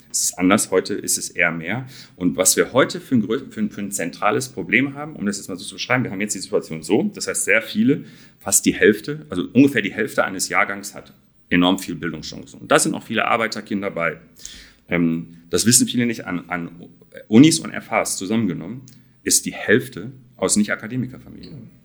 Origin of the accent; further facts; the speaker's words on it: Dortmund, North Rhine-Westphalia, Germany; da komme ich her aus Dortmund